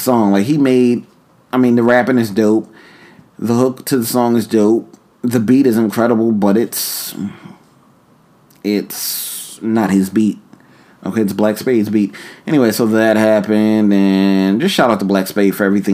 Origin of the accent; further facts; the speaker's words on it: New York, United States; moved away as an adult; also born or lived in Philadelphia; I'm from New York and I lived in Philly